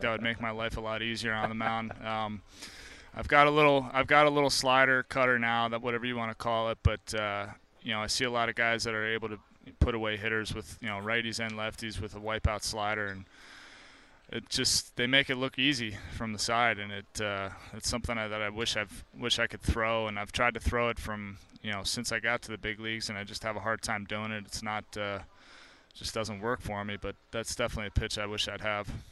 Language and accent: English; New Jersey, United States; moved away; I grew up in New Jersey